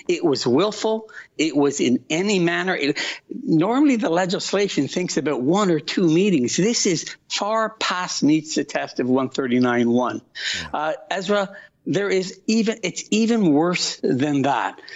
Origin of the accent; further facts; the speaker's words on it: Canada; As a Canadian